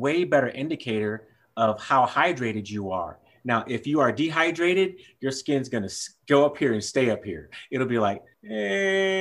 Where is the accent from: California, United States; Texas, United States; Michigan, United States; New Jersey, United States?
Texas, United States; I'm from Texas